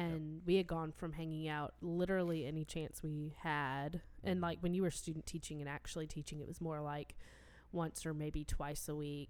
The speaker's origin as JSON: {"language": "English", "area": "near Raleigh", "region": "North Carolina", "country": "United States", "said": "I am from near Raleigh"}